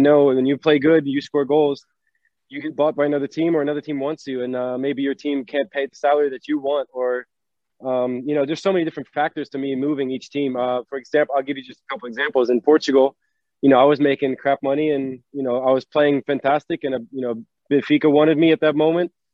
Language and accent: English; North Carolina, United States; moved away as an adult; also born or lived in New York / Norway; I was born in New York. I was raised in North Carolina, um, to my dad